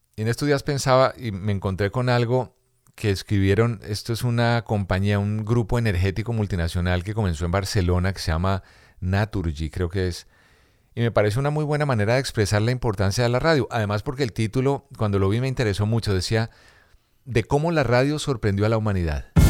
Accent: Colombia; moved away; also born or lived in Dominican Republic / Miami, United States; en mi Colombia querida

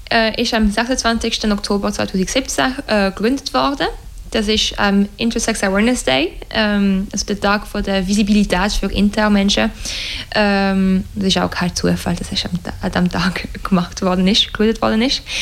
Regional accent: Romandy, Switzerland; German is a second language; Also bis jetzt sind wir eher in der Weltschweiz, weil das ist also das hörst du auch von meinem Akzent, äh, meine Muttersprache und die Muttersprache von jedem äh, Mitglied in der Organisation bis jetzt.

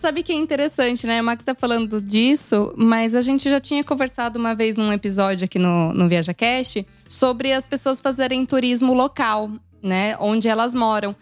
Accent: interior of São Paulo state, Brazil; accent: interior R; moved away as an adult; now in Italy; nós viemos do estado de São Paulo

